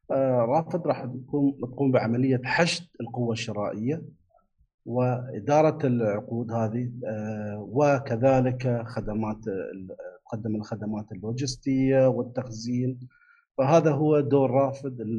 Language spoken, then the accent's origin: Arabic; Abu Dhabi, United Arab Emirates; من ابو ظبي انا